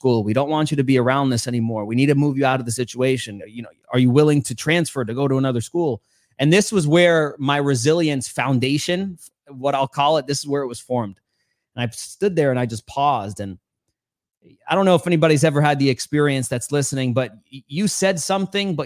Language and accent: English; New York City, New York, United States; I grew up in New York City, Queens, New York